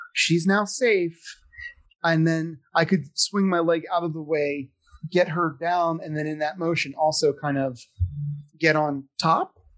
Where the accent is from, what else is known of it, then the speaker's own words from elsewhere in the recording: Philadelphia, Pennsylvania, United States; I'm from Philadelphia.